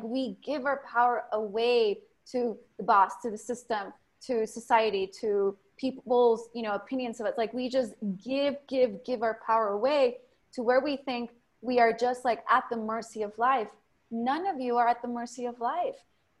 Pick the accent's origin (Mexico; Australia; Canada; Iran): Mexico; English is a second language; now in United States; I was born in Mexico, grew up in a ghetto.